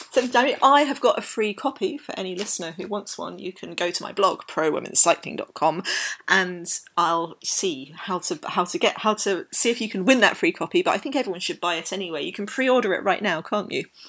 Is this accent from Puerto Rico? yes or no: no; London, United Kingdom; I grew up in London